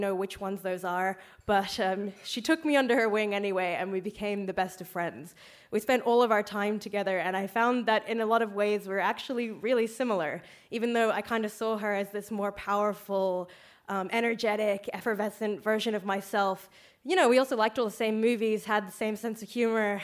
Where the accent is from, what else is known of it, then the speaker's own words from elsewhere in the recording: Australia; now in Ireland; I'm from Australia.